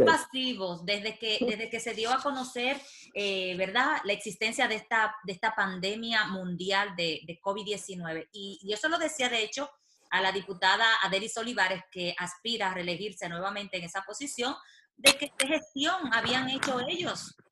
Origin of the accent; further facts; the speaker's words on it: Dominican Republic; moved away; nosotros como dominicanos en el exterior